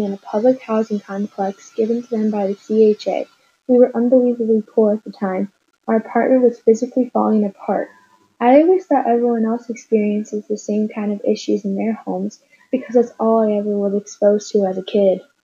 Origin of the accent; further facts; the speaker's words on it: Chicago, Illinois, United States; I grew up in Hyde Park.